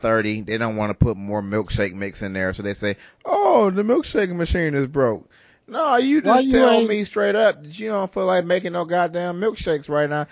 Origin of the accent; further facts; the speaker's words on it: Detroit, Michigan, United States; we grew up in Detroit